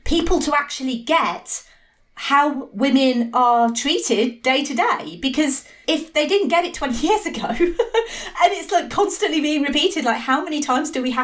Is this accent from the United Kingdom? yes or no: yes; Midlands, United Kingdom; accent: Midlands; I'm from the middle of the UK. So I have a very kind of Midlands accent